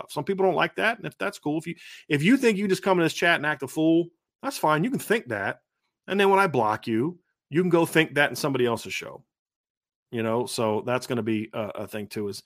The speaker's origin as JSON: {"language": "English", "region": "Northwest Ohio", "country": "United States", "tie": "born or raised there", "said": "growing up in Northwest Ohio, we got a lot of Notre games on TV."}